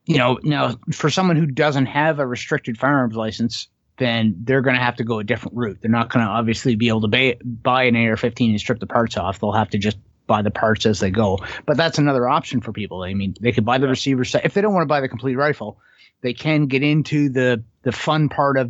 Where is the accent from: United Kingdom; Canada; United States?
Canada; us as Canadian firearms owners